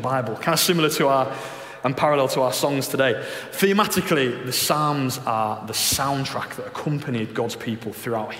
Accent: Leeds, Yorkshire and the Humber, United Kingdom; I'm from Leeds

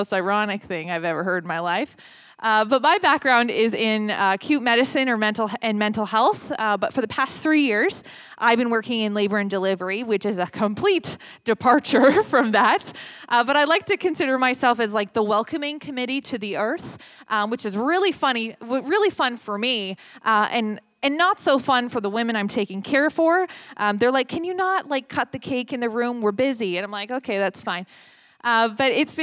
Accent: London, Ontario, Canada; I hail all the way from London, Ontario

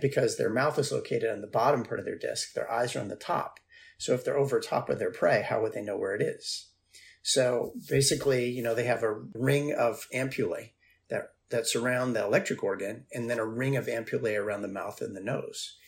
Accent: Martha's Vineyard, Massachusetts, United States; moved away; I grew up on Martha's Vineyard

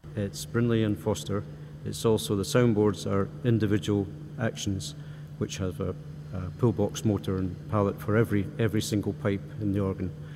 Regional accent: Kentucky, United States; moved away; I grew up in Kentucky, so a, a kid with an Italian last name

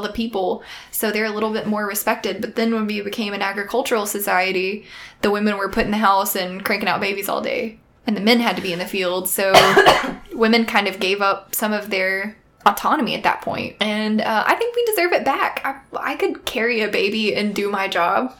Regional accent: the South, United States; We're from the South

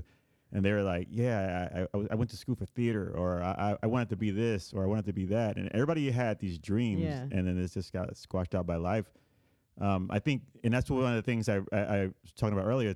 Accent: Puerto Rico; born or raised there

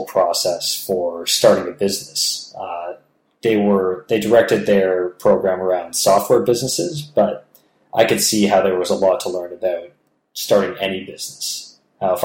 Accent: Toronto, Ontario, Canada; there was like a Toronto chapter or a Ontario chapter of the foundation, so people in my hometown

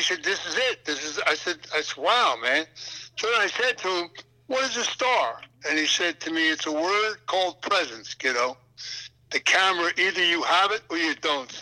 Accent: Philadelphia, Pennsylvania, United States; moved away; also born or lived in New Jersey / New York / Boston; when I was a kid and I was raised up in Philadelphia

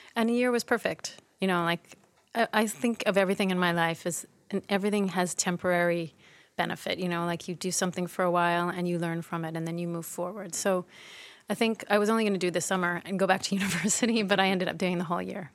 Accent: Toronto, Ontario, Canada; moved away as an adult; also born or lived in Montreal / Vancouver; I was born in Montreal, but I grew up in Toronto

